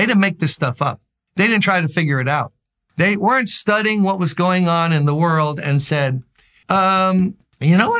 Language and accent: English; New York City, New York, United States; I'm from Brooklyn, born and raised